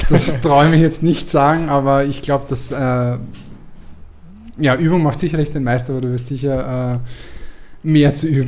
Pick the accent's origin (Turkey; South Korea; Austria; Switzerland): Austria; Lower Austria; ich bin Niederösterreicher.